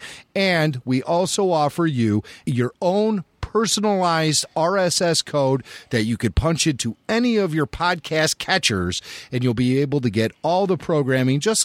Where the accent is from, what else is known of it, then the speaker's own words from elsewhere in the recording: Chicago, Illinois, United States; I grew up in the Chicago area